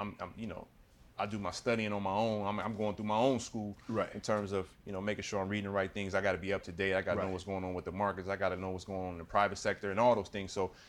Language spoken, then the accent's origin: English; Illinois, United States; I'm from Illinois